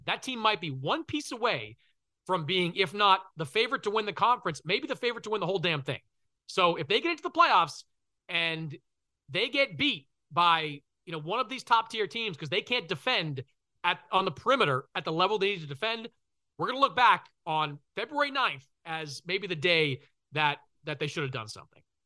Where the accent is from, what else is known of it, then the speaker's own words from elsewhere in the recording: Boston, Massachusetts, United States; I'm from Boston